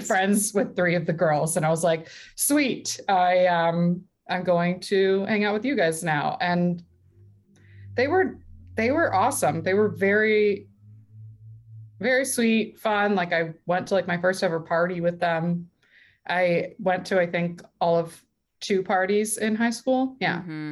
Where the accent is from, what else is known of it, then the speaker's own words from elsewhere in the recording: Calabasas, California, United States; also born or lived in Long Beach, California; at 14, I moved from Calabasas in California uh, to Long Beach in California as well